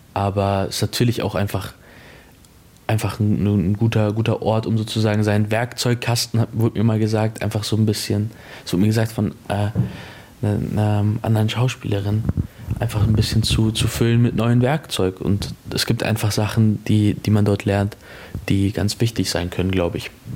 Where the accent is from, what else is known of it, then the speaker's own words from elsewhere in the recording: Munich, Bavaria, Germany; ich bin in München groß geworden